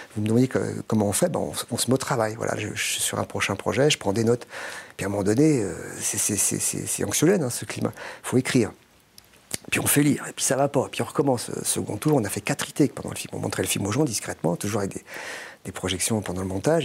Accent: France; je suis français

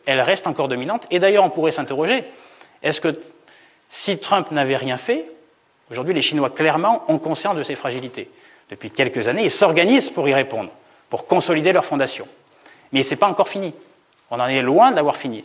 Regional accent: Auvergne-Rhône-Alpes, France; Centre-France parce que je viens d'Auvergne

